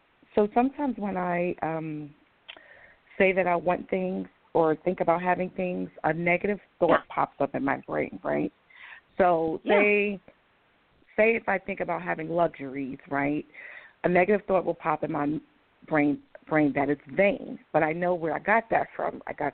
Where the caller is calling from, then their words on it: Atlanta, Georgia, United States; in Atlanta.